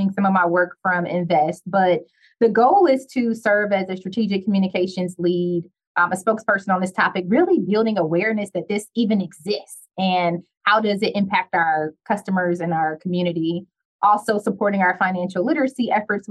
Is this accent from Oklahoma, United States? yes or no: no; Detroit, Michigan, United States; I'm from Detroit